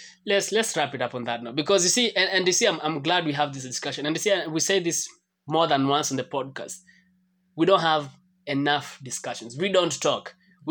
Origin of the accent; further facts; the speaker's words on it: Kenya; But as a Kenyan.